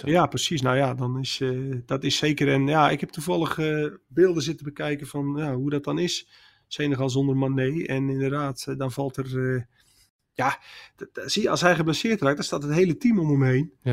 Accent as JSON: {"language": "Dutch", "country": "Netherlands", "said": "wij kijken er waarschijnlijk als Nederlanders vrij nuchter naar dat je denkt, ja joh, dan heb je zo'n mooie carrière gehad"}